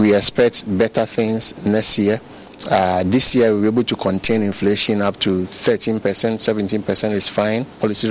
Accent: Ghana; I'm a Ghanaian.

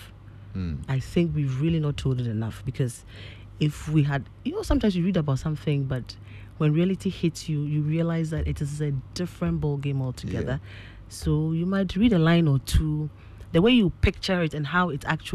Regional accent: Accra, Greater Accra, Ghana; also born or lived in Kwahu; My mom and dad lived, well, I grew up in Asalamdown

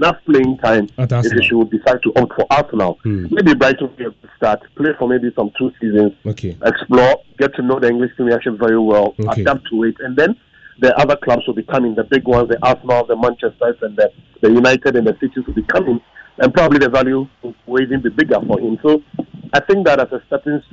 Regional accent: Ghana; as a Ghanaian

